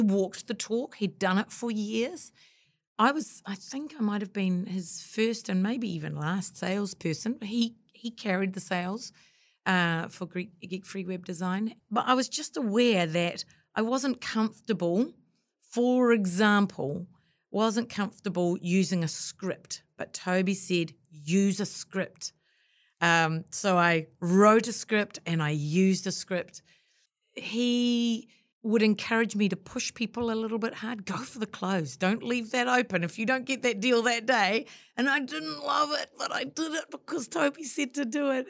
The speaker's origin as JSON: {"language": "English", "country": "New Zealand", "said": "after I'd been overseas, came back to New Zealand"}